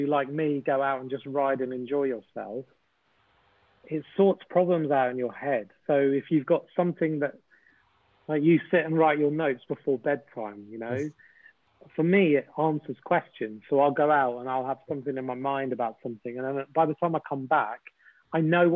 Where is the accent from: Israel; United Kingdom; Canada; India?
United Kingdom; also born or lived in Winchester; as a British person